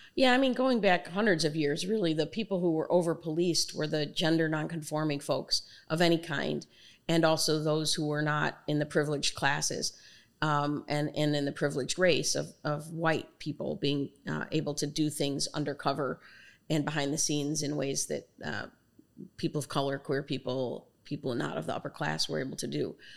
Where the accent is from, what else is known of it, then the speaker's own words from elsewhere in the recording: Chicago, Illinois, United States; I'm born and raised in Chicago